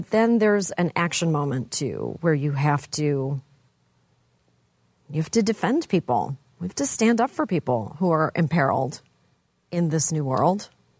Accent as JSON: {"language": "English", "country": "Canada", "said": "I'm from Canada, you guys."}